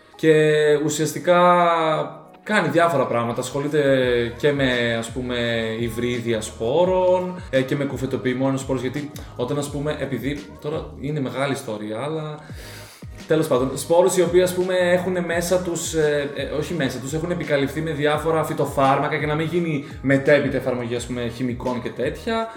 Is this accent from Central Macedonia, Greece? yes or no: yes; Thessaloniki, Central Macedonia, Greece; ήμουν και από τη Θεσσαλονίκη